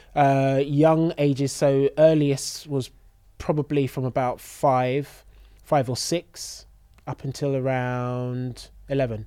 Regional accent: London, United Kingdom; born and raised in London

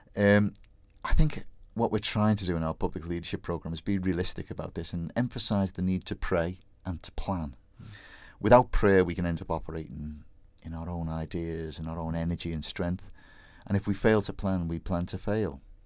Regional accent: Bootle, North West England, United Kingdom; my hometown Bootle

